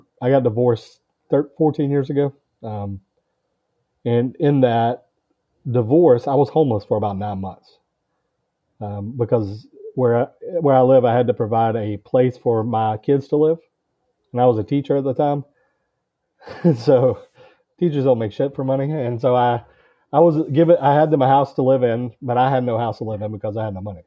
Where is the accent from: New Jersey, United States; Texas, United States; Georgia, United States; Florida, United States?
Georgia, United States; I'm from Georgia in the United States